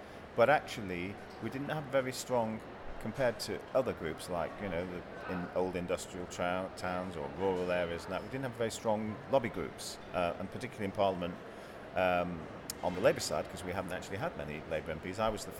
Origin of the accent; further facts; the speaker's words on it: Manchester, North West England, United Kingdom; also born or lived in Stockport / Blackpool; I grew up and was born and raised in Manchester and Stockport.